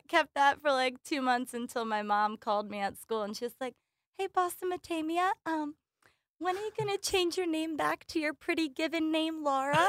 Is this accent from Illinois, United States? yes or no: no; Hamilton, New Jersey, United States; now in Prospect Park, United States; I am originally from Hamilton, New Jersey